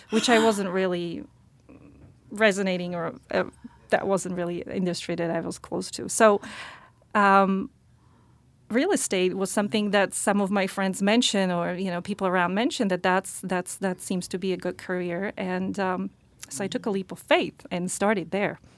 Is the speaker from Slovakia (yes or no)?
yes; Slovakia; English is a second language; moved away as an adult; now in United States; I'm originally from Slovakia.